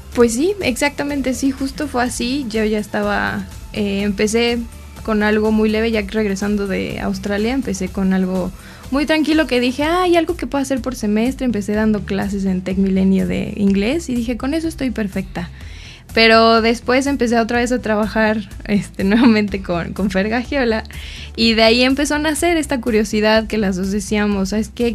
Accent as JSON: {"language": "Spanish", "region": "Mexico City", "country": "Mexico", "said": "en mi familia nosotros somos de Ciudad de México"}